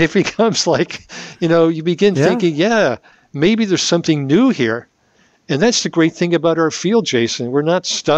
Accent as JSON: {"language": "English", "region": "New York", "country": "United States", "said": "we're New Yorkers"}